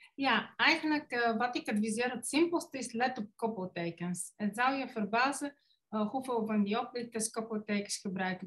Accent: Bulgaria; Dutch is a second language; moved away as an adult; now in Netherlands; ik kom oorspronkelijk uit Bulgarije. In Nederland belandde ik op mijn 19e voor de liefde

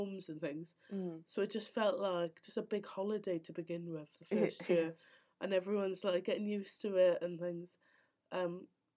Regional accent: near Swansea, Wales, United Kingdom; accent: Welsh; moved away as an adult; also born or lived in York; I moved from Swansea to York, near Swansea to York

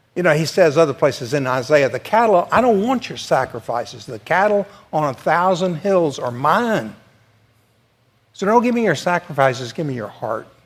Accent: the South, United States; I'm from the South

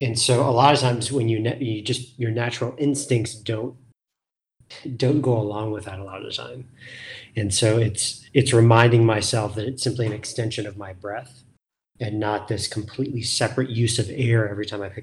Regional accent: Scottsdale, Arizona, United States; also born or lived in Toronto, Canada; I would say I primarily grew up outside of Phoenix in Scottsdale, Arizona

